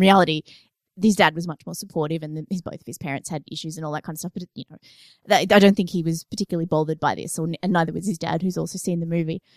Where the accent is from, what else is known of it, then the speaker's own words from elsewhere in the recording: Australia; we're Australian, so I've, I saw snow for the first time when I was twenty-seven.